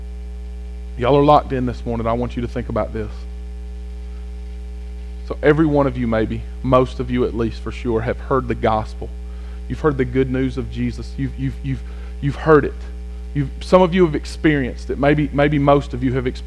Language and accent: English; United States; I'm an American